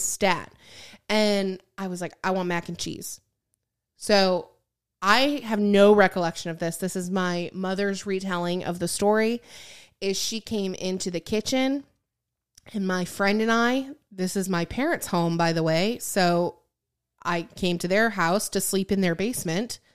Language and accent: English; Michigan, United States; I grew up in Michigan.